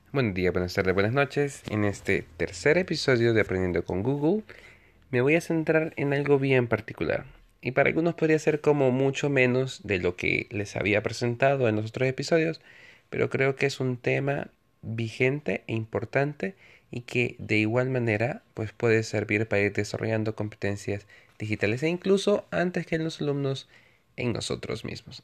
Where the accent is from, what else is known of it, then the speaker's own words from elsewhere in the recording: El Salvador; Soy un ciudadano en mi país, El Salvador